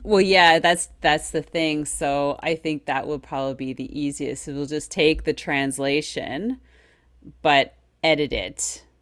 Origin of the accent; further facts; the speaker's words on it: Quebec, Canada; first language English; as an Anglophone who is a Quebecer, who grew up in Quebec, you know, was born here. Um, and my first language is English, not French.